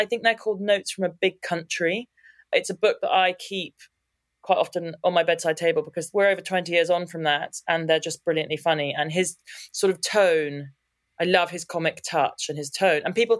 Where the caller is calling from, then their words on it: London, United Kingdom; I'm talking from London, obviously.